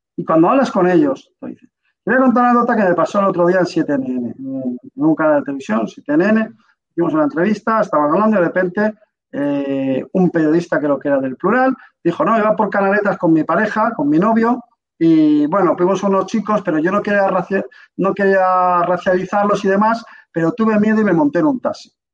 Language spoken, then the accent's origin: Spanish; Alicante, Valencian Community, Spain; yo soy de Alicante